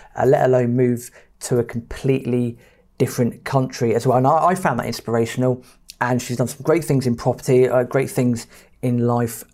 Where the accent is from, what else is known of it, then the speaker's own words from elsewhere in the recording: Reading, South East England, United Kingdom; I'm originally, I'm from Reading